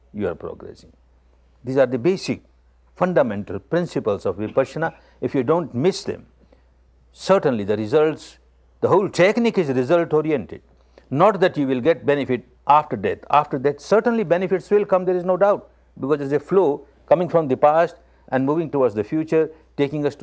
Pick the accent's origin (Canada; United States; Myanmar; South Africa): Myanmar; I was born in Burma, the land of Dhamma